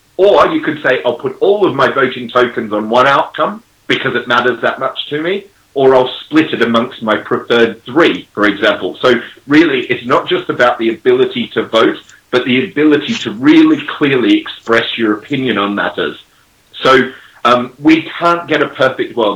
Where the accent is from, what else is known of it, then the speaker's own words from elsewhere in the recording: Australia; now in England, United Kingdom; I'm an Australian living in England